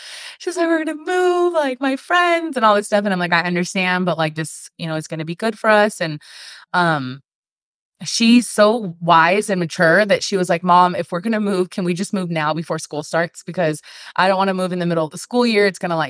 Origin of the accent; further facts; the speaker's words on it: California, United States; now in Northern Nevada, United States; Like, we're from Southern California. And so if you know anything about people from Southern California, like, that's your whole personality. Like, when you grow up in a beach city like we did, that's who you are.